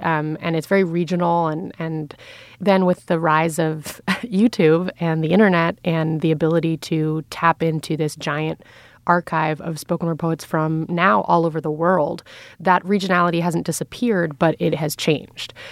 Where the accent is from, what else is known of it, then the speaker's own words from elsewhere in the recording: New York City, New York, United States; I grew up in Lower Manhattan